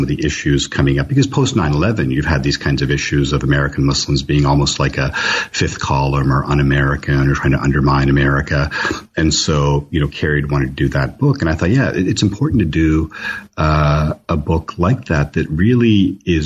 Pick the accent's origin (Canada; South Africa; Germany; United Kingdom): Canada; Toronto, Ontario; moved away as an adult; now in Los Angeles, United States; I grew up in Toronto.